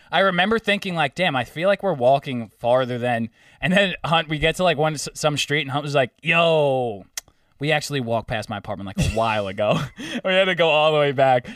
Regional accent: Long Island, New York, United States; we went to Catholic school on Long Island.

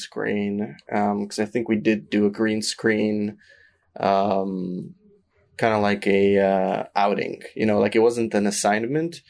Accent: Canada; we're Canadian

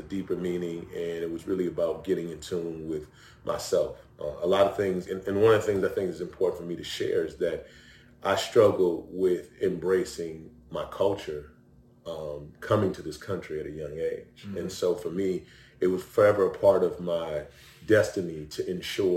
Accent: Cleveland, Ohio, United States; moved away as an adult; also born or lived in Kitchener, Ontario, Canada / Toledo, Ohio / Virginia / St. Louis; now in Atlanta, United States; I was actually born in Ontario, Canada, a place called Kitchener. My mother lives in Toronto. I was raised in the U.S., Cleveland, the Midwest, you know, moving through there, Toledo. Went to high school in Cleveland

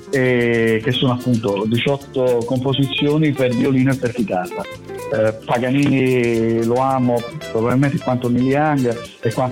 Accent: Naples, Campania, Italy; moved away; also born or lived in Rome / Milan; io sono di Napoli, ma sono andato a vivere a Roma

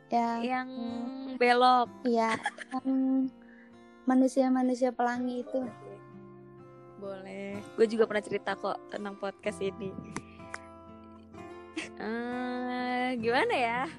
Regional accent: West Java, Indonesia; kayak mitosnya nih Jawa sama Sunda nggak boleh ya gue Sunda mama gue Jawa

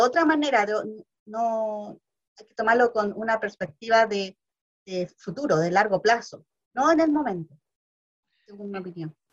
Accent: Valparaíso, Chile; yo soy de Valparaíso

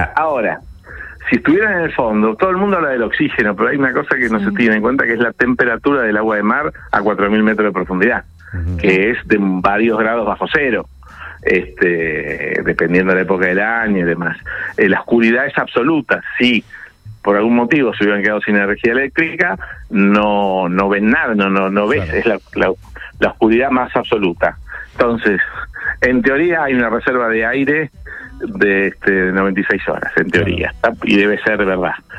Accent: Argentina; Nosotros tenemos, como en Argentina, por ejemplo, responsabilidad sobre la vida humana en el mar

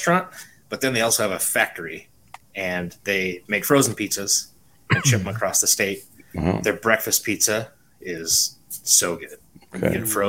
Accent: Iowa, United States; So my hometown is a small town in Iowa, about 4,500 people.

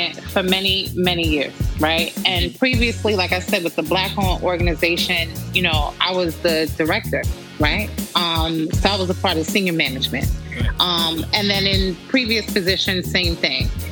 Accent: New York City, New York, United States; as a New Yorker, you know, you finish high school

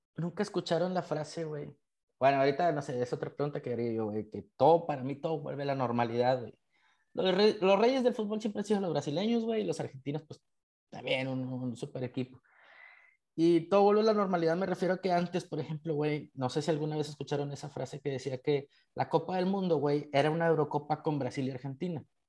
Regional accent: Mexico; como mexicanos

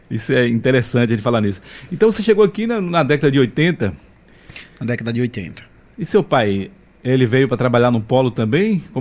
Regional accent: Vaza da Roça, Bahia, Brazil; born there; Ainda bem que no meu tempo lá, eu nasci lá em Vaza da Roça, nasci na fazenda e tinha parteira, né?

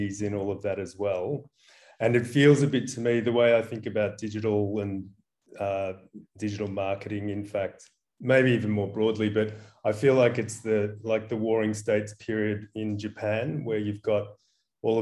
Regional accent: Ballarat, Victoria, Australia; now in Copenhagen, Denmark; I grew up in Ballarat

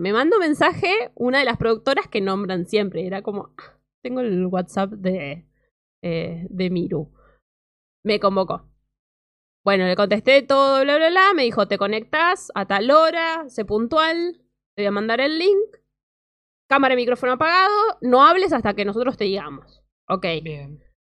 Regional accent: Mar del Plata, Buenos Aires Province, Argentina; mi ciudad de Mar del Plata

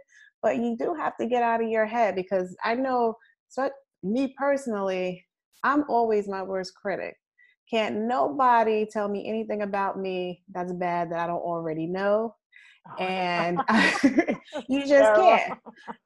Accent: United States; I wasn't born in Africa. I say I'm American

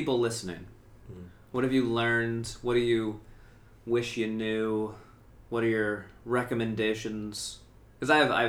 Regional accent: United States; now in Beijing, China; I'm American.

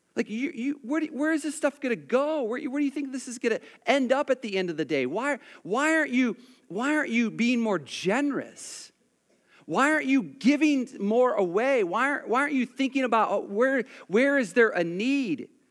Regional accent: United States; I'm an American

